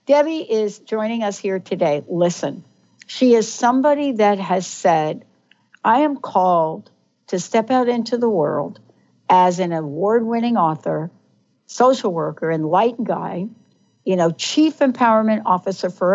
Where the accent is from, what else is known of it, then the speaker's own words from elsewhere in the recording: New York, United States; growing up in New York